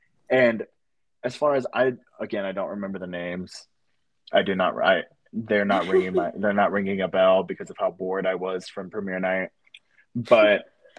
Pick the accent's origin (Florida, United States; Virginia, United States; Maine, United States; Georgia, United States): Georgia, United States; Atlanta; I'm from Atlanta.